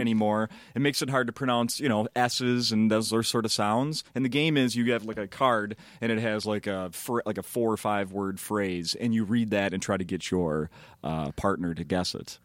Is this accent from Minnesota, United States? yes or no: yes; Minnesota, United States; I'm from Minnesota